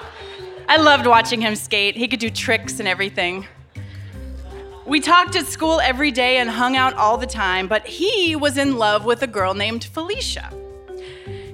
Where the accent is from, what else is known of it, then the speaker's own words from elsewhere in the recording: Westminster, Colorado, United States; I grew up outside of Denver in Westminster, Colorado